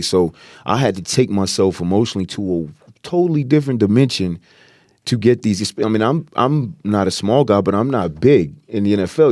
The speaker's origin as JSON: {"language": "English", "region": "Virginia", "country": "United States", "moved": "as an adult", "lives_now": "Los Angeles, United States", "said": "I'm an East Coast guy, I'm from Virginia"}